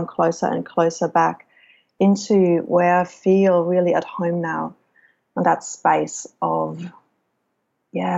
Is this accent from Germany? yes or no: yes; Germany; I chose Germany as my home country